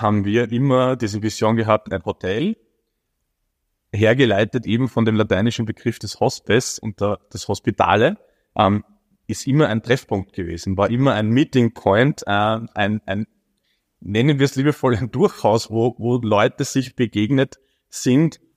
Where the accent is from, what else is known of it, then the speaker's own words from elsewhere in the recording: Baden, Lower Austria, Austria; ich als zwar gebürtiger Badener, aber nie in Baden arbeitender